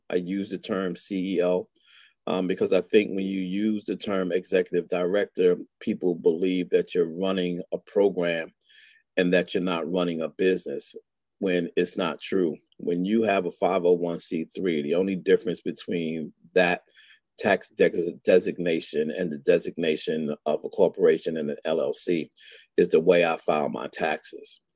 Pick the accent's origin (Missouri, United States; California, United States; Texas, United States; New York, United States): New York, United States; New York City; moved away as an adult; now in Atlanta, United States; both being born and raised in Brooklyn, New York